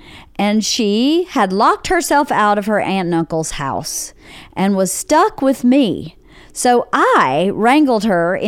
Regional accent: Georgia, United States; moved away as an adult; now in Los Angeles, United States; I'm from Georgia

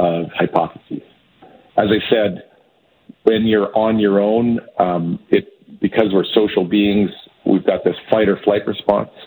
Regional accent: Edmonton, Alberta, Canada; now in Toronto, Canada; my hometown of Edmonton

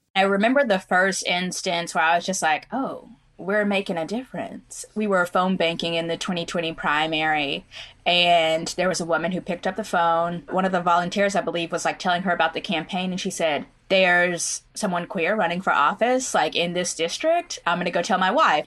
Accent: Oklahoma, United States; my own growing up in Oklahoma

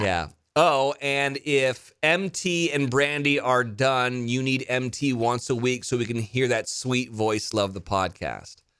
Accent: Carmel, California, United States; moved away; Pebble Beach, Carmel, uh, my hometown

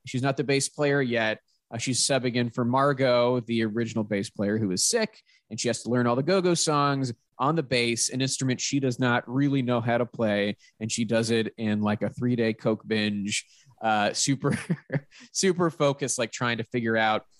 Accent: Pittsburgh, Pennsylvania, United States; I'm from Pittsburgh, so that like mid Atlantic area, I am very familiar with that type of accent.

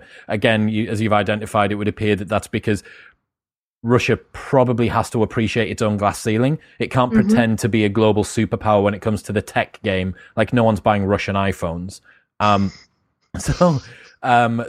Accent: United Kingdom; for me as a Brit

